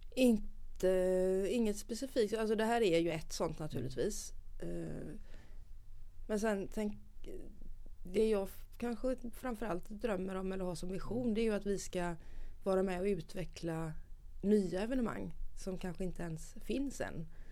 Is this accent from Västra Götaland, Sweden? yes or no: yes; Gothenburg, Västra Götaland, Sweden; jag är nog kanske mer göteborgare än vad jag är svensk